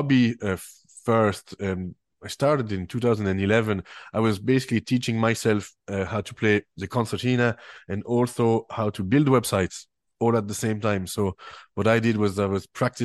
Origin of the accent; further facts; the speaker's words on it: French-speaking Switzerland, Romandy, Switzerland; accent: French Swiss Clare accent; English is a second language; moved away as an adult; now in Doolin, Ireland; I'm from Switzerland originally, from the French part of Switzerland, and I came to Doolin in 2006 to learn English